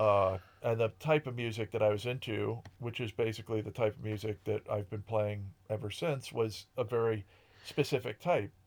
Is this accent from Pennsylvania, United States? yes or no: no; Ashford, Connecticut, United States; moved away as an adult; also born or lived in Boston / Columbus, Ohio; I grew up in Connecticut